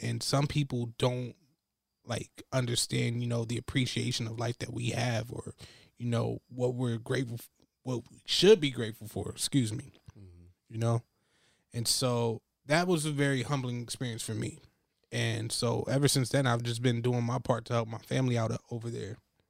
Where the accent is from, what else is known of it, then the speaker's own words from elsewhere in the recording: Ghana; so I'm from Ghana, West Africa, and I went there 3 years ago.